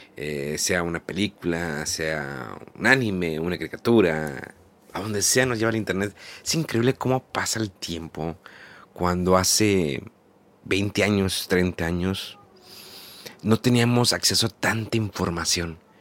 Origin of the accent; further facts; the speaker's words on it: Monterrey, Nuevo León, Mexico; yo soy de Monterrey y en Monterrey queda cerca la, frontera